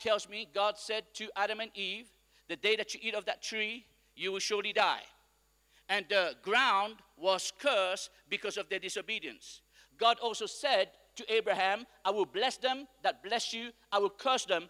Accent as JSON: {"language": "English", "country": "Mauritius", "said": "I come from Mauritius where we are a praying nation"}